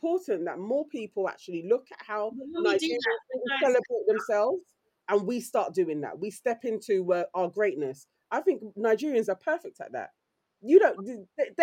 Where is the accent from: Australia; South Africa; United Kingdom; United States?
United Kingdom; our Black British culture